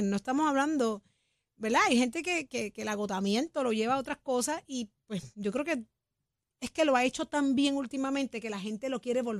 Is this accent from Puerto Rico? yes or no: yes; Puerto Rico; porque somos puertorriqueños todos.